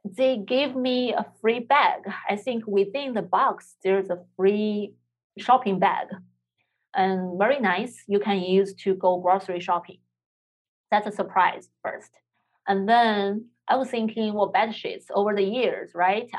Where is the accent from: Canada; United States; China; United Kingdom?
China; moved away; I'm from China